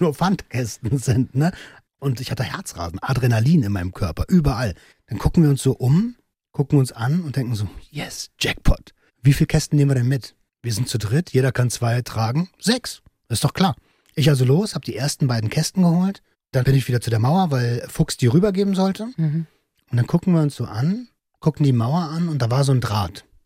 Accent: Velten, Brandenburg, Germany; ich bin in Felten aufgewachsen, in Brandenburg

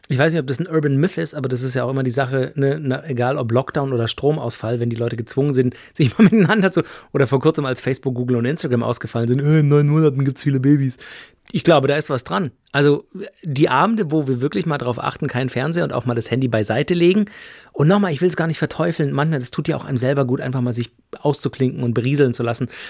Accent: Germany; bei uns in Deutschland

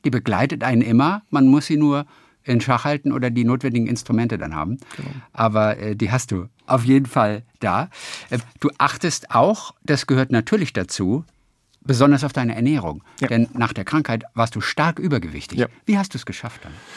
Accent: Lübeck, Schleswig-Holstein, Germany; Lübeck, das ist meine Heimatstadt

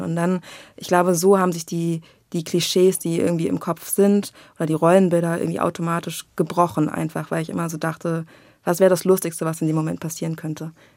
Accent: Berlin, Germany; ich bin aus Berlin

